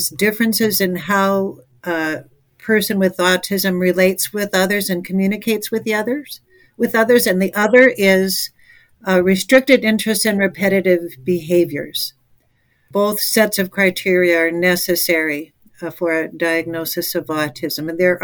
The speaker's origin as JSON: {"language": "English", "region": "Minnesota", "country": "United States", "tie": "born or raised there", "also_born_or_lived": "Chicago, Illinois", "moved": "yes", "said": "I moved from Minnesota, where I was growing up, to Chicago."}